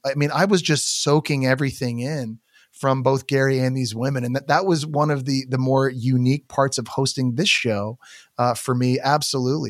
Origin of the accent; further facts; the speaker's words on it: Canada; I'm Canadian